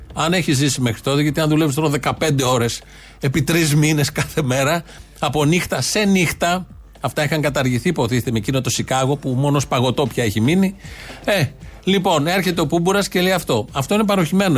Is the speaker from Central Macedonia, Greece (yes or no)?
no; Ilioupoli, Attica, Greece; είναι και η πόλη μου